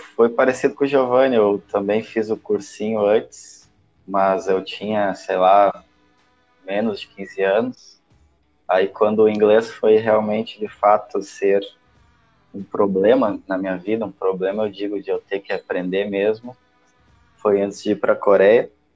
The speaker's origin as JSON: {"language": "Portuguese", "country": "Brazil", "accent": "Brazilian", "said": "perder o sotaque brasileiro"}